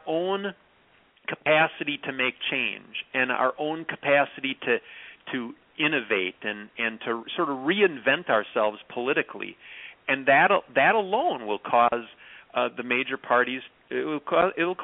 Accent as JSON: {"language": "English", "area": "Clark County", "region": "Wisconsin", "country": "United States", "tie": "born or raised there", "said": "Clark County, where I grew up, is one of the five poorest counties in Wisconsin"}